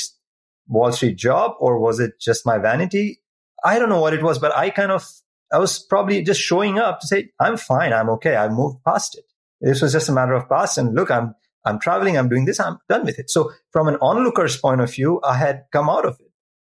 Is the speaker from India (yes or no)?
yes; India; moved away; I'm originally from India. It's in my culture